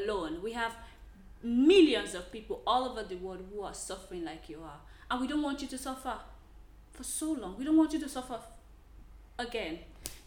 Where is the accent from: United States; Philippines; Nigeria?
Nigeria; I am a Nigerian lady